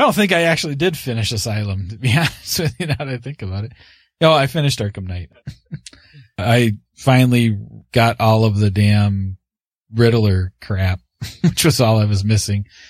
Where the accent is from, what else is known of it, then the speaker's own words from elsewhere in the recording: Canada; I'm the Canadian.